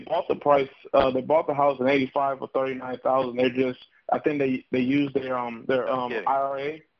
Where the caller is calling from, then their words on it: Toledo, Ohio, United States; I'm also calling from Toledo, Ohio.